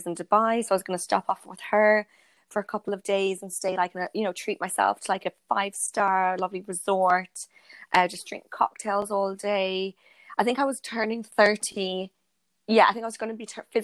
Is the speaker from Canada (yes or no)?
no; Ireland; now in London, United Kingdom; I went back to my hometown in Ireland